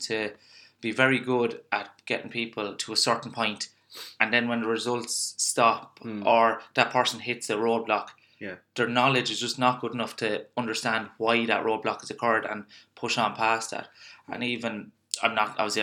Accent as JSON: {"language": "English", "country": "Ireland", "said": "as Irish people, and you know yourself, we're a nation of complainers and not doers."}